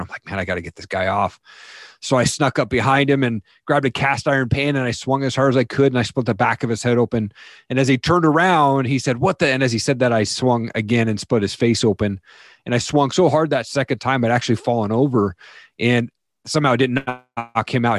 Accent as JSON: {"language": "English", "region": "Eastern Washington", "country": "United States", "tie": "born or raised there", "said": "I grew up in Eastern Washington, a typical household"}